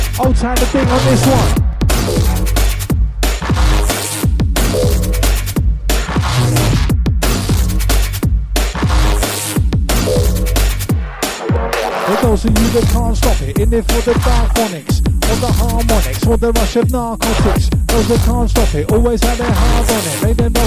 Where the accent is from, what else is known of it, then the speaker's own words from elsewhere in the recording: London, United Kingdom; We come from Bromley, London, South East